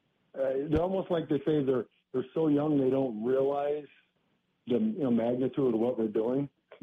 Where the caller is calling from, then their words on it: Oregon, United States; I'm calling from Oregon.